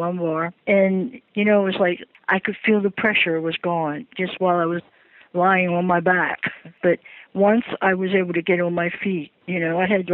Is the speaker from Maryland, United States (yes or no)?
yes; Baltimore, Maryland, United States; moved away; I'm originally from Baltimore